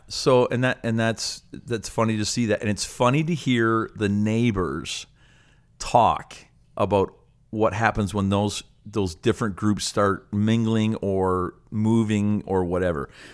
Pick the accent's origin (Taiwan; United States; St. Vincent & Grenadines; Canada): Canada; I'm a proud Canadian, and when I go to other places, um, I, I love to let people know that I'm Canadian